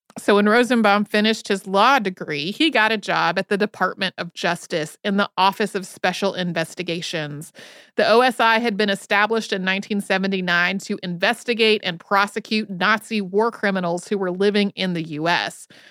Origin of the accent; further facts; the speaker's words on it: Winston-Salem, North Carolina, United States; also born or lived in Asheville, North Carolina; I grew up outside of Winston-Salem, North Carolina